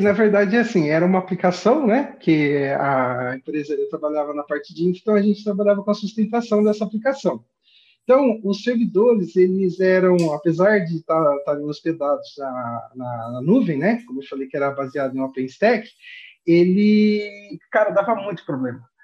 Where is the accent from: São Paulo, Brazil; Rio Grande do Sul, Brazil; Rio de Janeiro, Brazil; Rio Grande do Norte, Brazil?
São Paulo, Brazil; Ourinhos; Eu sou de Ourinhos, que é fica aqui no interior do estado de São Paulo, aqui de divisa com o Paraná